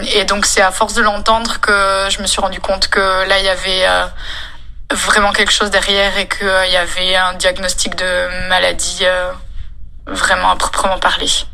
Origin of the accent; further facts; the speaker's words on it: France; je suis française